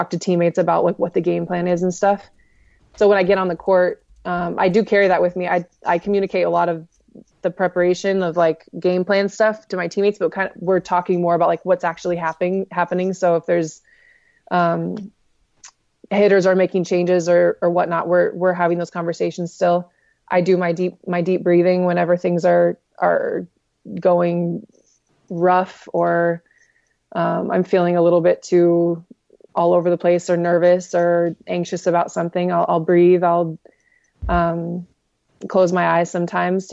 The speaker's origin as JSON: {"language": "English", "town": "Bonsall", "region": "California", "country": "United States", "said": "I'm actually from Bonzel. I'm from Bonzel"}